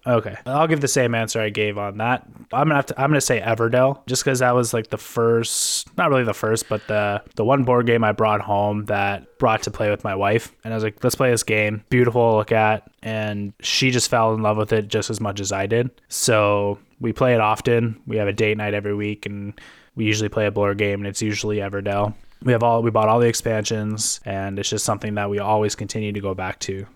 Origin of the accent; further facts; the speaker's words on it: Canada; we're Canadian